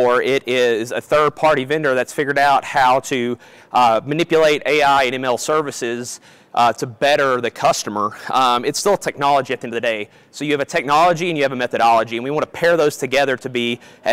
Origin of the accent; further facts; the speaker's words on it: Kentucky, United States; So I'm originally from Kentucky, if you can't tell from my accent